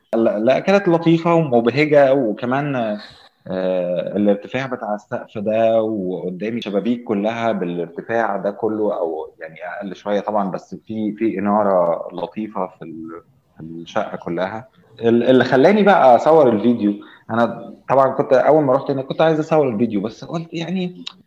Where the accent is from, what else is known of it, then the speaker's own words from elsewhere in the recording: Egypt; إحنا بالنسبة لنا كمصريين